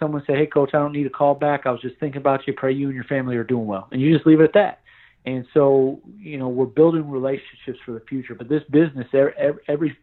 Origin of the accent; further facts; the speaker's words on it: New York, United States; moved away; also born or lived in Tennessee; I'm from New York